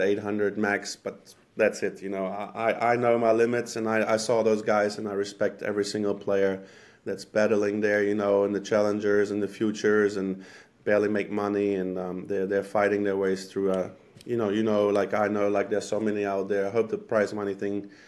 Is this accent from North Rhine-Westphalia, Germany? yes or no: no; Berlin, Germany; moved away as an adult; also born or lived in Croatia (ancestry); now in Covington, United States; I was born and raised actually in Germany. Both parents are from Croatia.